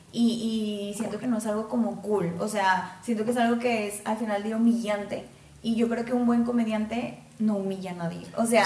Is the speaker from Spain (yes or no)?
no; Mexico; somos mexicanos